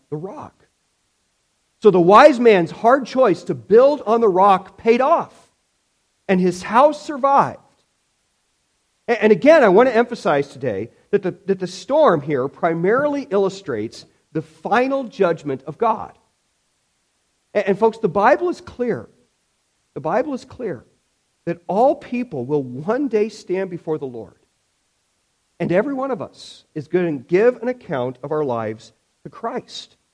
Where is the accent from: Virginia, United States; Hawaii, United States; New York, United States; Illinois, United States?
Illinois, United States; when I was a kid in 1993, growing up in Illinois